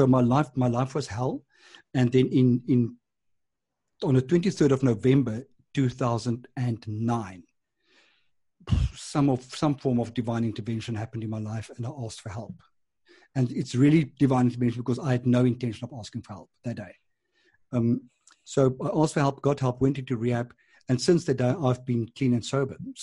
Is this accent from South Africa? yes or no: yes; Transvaal, South Africa; moved away as an adult; now in Cape Town, South Africa; I was from Transvaal